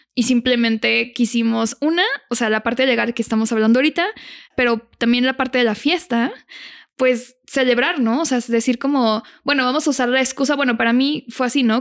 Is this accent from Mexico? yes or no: yes; Monterrey, Nuevo León, Mexico; Yo soy de Monterrey